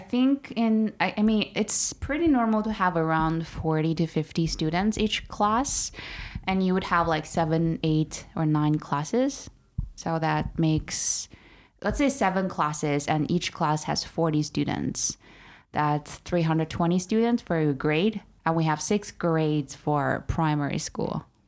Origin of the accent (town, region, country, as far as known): Urumqi, Xinjiang, China; born or raised there; now in Beijing, China